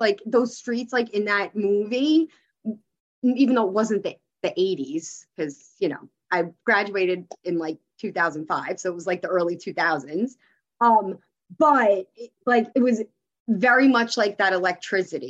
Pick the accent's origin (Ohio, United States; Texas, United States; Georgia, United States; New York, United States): New York, United States; New York City; moved away; But I'm originally from Queens. I'm originally from the city. And I was born and raised there and grew up there my whole life.